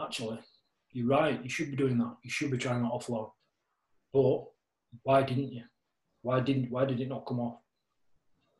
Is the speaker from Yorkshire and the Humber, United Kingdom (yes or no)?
yes; Castleford, Yorkshire and the Humber, United Kingdom; I'm from Half Acres in Castleford